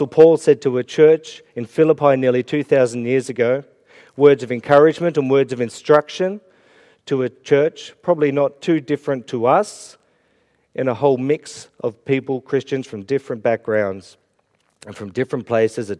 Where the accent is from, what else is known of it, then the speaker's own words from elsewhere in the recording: Melbourne, Victoria, Australia; moved away as an adult; now in Ireland; I'm from Melbourne and it was all AFL and cricket. I moved to Ireland